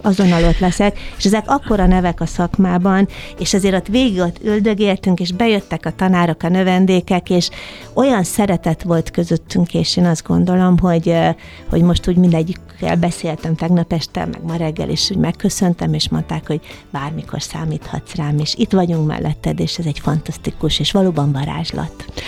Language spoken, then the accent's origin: Hungarian; Eger, Heves, Hungary; Egerben, az én szülővárosomban